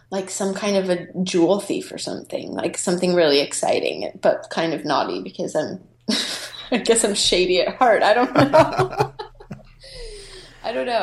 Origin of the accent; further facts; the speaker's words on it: United States; moved away; I'm American